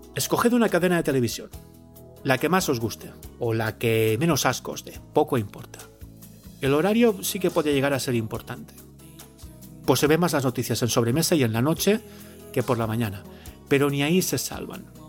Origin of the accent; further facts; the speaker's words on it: the Levantine coast, Valencian Community, Spain; en mi tierra, en la costa levantina